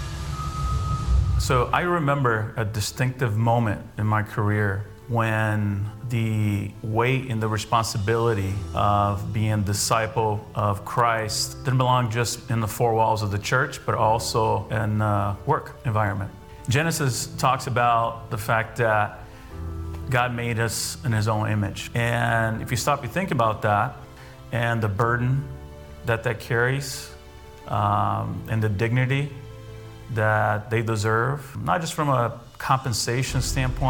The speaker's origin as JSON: {"language": "English", "country": "Brazil", "moved": "yes", "lives_now": "United States", "said": "I'm originally from Brazil"}